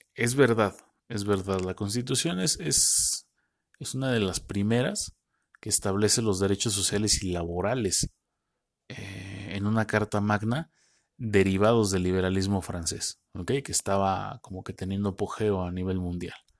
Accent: Mexico; nosotros así somos los mexicanos

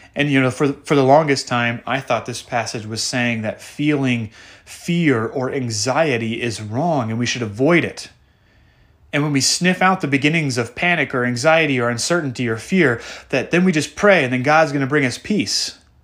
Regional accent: the Northwest, Pacific Northwest, United States; I grew up in the Northwest

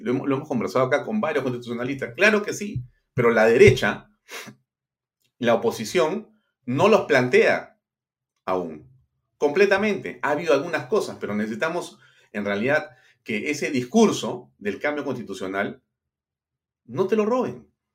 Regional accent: Peru; los que somos peruanos

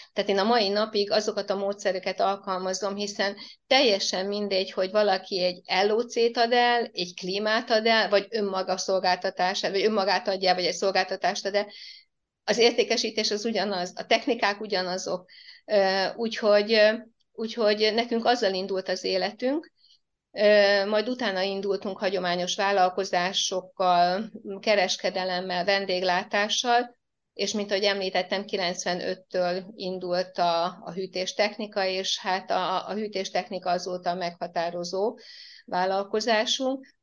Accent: Mártély, Csongrád-Csanád, Hungary; accent: ö-zés (speaking with ö instead of e); Én tőzsgyökeres Mártéi vagyok, itt éltek a szüleim is, és én is ide születtem

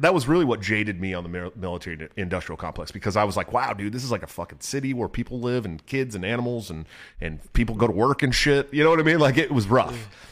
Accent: California, United States; moved away as an adult; now in Iowa, United States; I'm from California

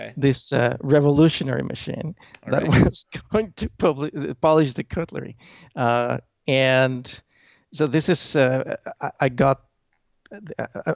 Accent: Mexico City, Mexico; I was born actually in Mexico City

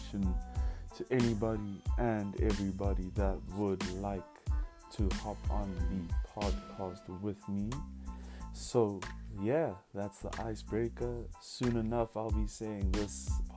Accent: Pretoria, Gauteng, South Africa; I hail from Pretoria, the east side

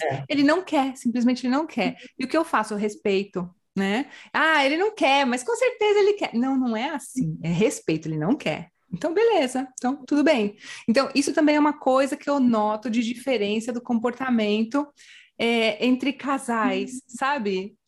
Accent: Brazil; moved away as an adult; now in Canary Islands, Spain; eu sou do Brasil

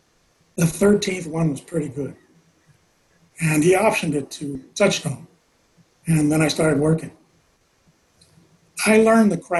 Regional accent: Los Angeles, California, United States; I grew up in South Central

